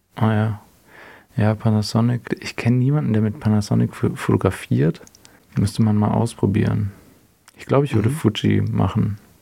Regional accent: Herrenberg, Baden-Württemberg, Germany; moved away as an adult; also born or lived in Kiel; now in Hamburg, Germany; ich bin in einer kleineren Stadt in der Nähe von Stuttgart aufgewachsen

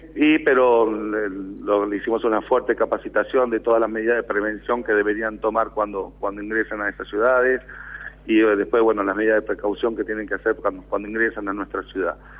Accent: Buenos Aires Province, Argentina; nosotros también somos bonaerenses

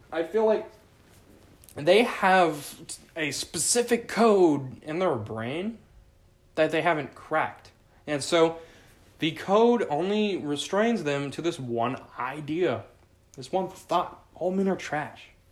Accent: Southern Oregon, United States; I grew up in Southern Oregon

